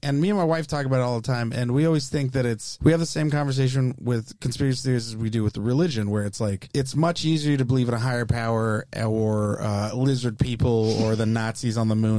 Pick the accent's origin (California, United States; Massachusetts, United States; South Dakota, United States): California, United States; San Jose; I'm from Eastside San Jose, so I just also didn't really know a lot of Jewish people.